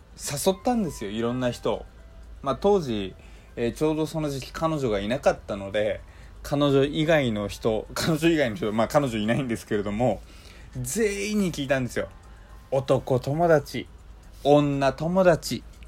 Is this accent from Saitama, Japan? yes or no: no; Hokkaido, Japan; moved away; also born or lived in Kanto; 僕はあの北海道出身のどさんこ